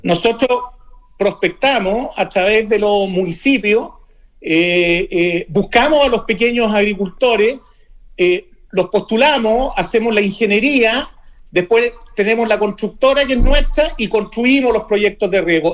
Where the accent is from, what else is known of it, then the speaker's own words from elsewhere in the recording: Santiago, Santiago Metropolitan Region, Chile; yo soy de Santiago